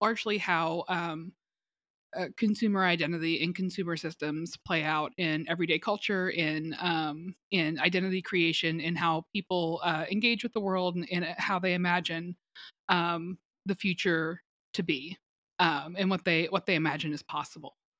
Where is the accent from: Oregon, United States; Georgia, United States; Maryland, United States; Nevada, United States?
Georgia, United States; Atlanta; I grew up in Metro Atlanta.